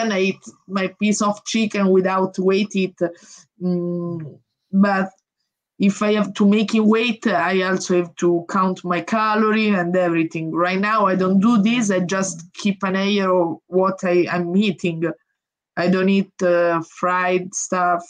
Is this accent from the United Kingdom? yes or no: no; Italy; English is a second language; I come from Italy, which is a small country